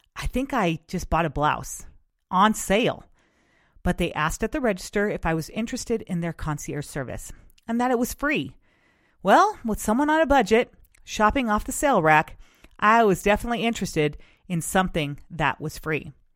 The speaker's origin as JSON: {"language": "English", "region": "West Coast", "country": "United States", "tie": "born or raised there", "said": "since I am from the West Coast, I grew up experiencing excellent customer service"}